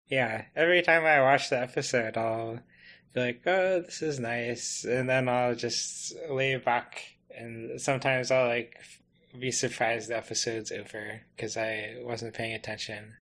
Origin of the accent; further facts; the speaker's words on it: United States; as an American uh, camper